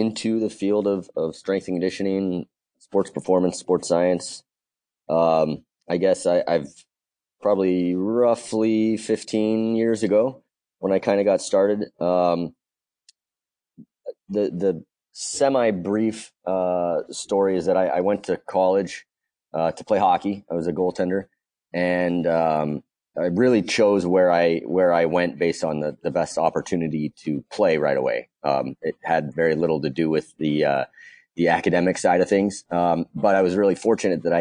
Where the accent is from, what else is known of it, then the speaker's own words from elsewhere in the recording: West Coast, United States; moved away; also born or lived in Boston area / California; I actually grew up on the West Coast